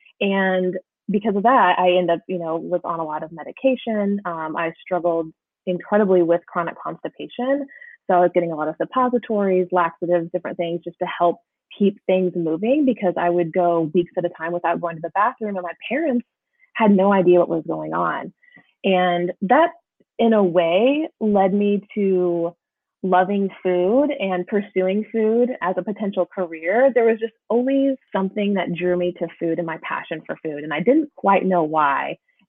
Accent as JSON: {"language": "English", "region": "rural Indiana", "country": "United States", "tie": "born or raised there", "moved": "yes", "lives_now": "North Carolina, United States", "said": "I actually grew up in rural Indiana and I currently live in North Carolina"}